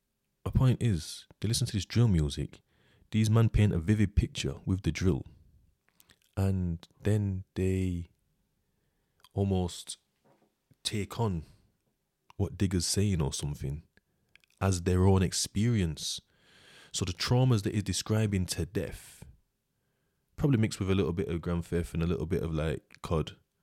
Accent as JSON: {"language": "English", "country": "United Kingdom", "said": "like, I'm British. I know my laws, kind of."}